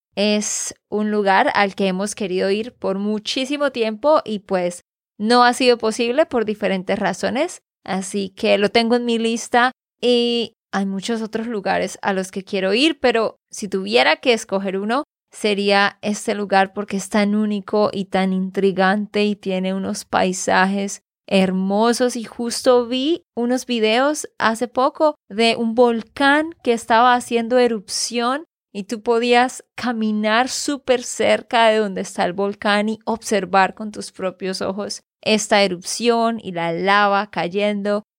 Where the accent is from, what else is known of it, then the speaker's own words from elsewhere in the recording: Santander, Colombia; de Santander, Colombia